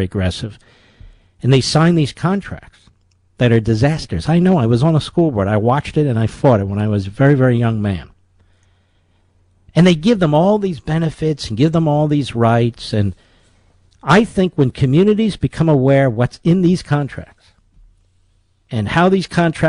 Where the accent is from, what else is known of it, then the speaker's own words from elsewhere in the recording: Pennsylvania, United States; your state of Pennsylvania, my home state